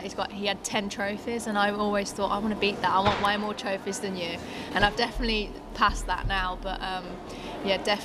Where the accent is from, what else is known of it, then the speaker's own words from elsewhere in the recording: Birmingham, West Midlands, United Kingdom; also born or lived in United States; now in Durham, United Kingdom; growing up in England